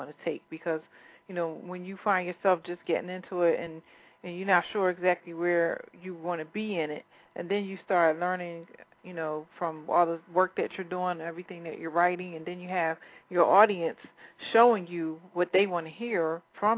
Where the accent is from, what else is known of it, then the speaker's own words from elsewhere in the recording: Philadelphia, Pennsylvania, United States; moved away; also born or lived in New Jersey; I was born and raised in Philly